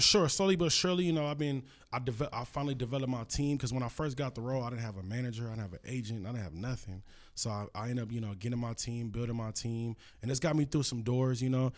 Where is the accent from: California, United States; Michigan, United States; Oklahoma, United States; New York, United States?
California, United States; Los Angeles; I'm from L A, you know, I'm from Cali